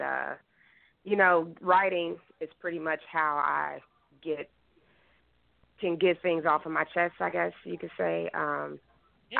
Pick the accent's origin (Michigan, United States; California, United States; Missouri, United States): Missouri, United States; Kansas City; moved away as an adult; now in Philadelphia, United States; I'm from Kansas City, Missouri, and I did have bands out there